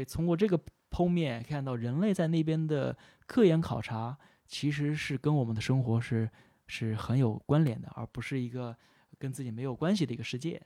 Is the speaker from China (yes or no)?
yes; China; 作为中国人